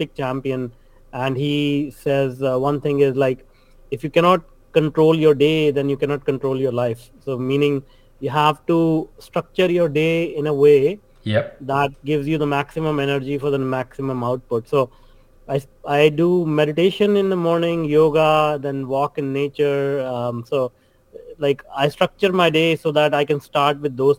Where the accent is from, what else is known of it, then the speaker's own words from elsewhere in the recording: northern India, India; moved away as an adult; now in Vancouver, Canada; I grew up near the Himalayas